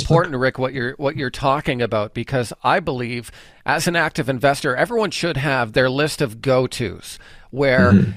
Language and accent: English; Canada; we as Canadian traders